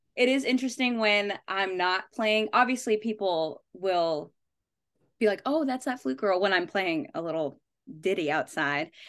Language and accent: English; Las Vegas, Nevada, United States; I'm from Vegas